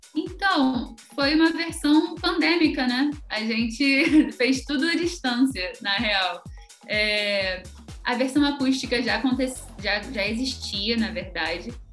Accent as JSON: {"language": "Portuguese", "town": "Niterói", "region": "Rio de Janeiro", "country": "Brazil", "said": "sou de Niterói"}